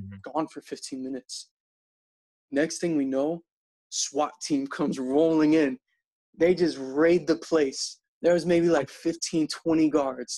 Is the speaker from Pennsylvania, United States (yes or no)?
yes; Philadelphia, Pennsylvania, United States; moved away as an adult; also born or lived in Slovakia; now in Chicago, United States; I'm originally from here, the same town, but I grew up in America